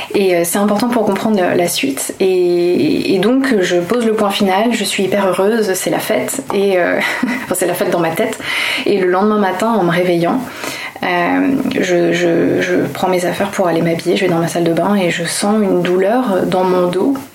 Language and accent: French; Toulouse, Occitania, France; d'où je viens Je viens de Toulouse.